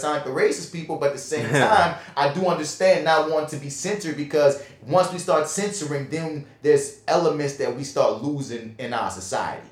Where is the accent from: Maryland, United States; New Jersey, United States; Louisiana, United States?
Louisiana, United States; New Orleans; we're from New Orleans